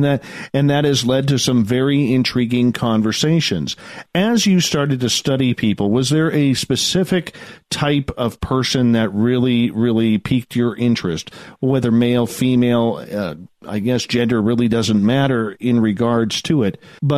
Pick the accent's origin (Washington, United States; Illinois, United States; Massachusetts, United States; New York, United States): Washington, United States; Seattle; Well, growing up in Seattle, I mean, man, in the 90s there, you had your pick.